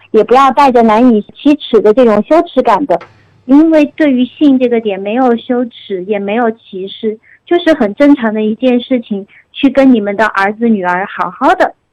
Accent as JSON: {"language": "Chinese", "town": "Chengdu", "region": "Sichuan", "country": "China", "accent": "Chengdu dialect", "said": "我们成都话叫做莫名其妙的死情"}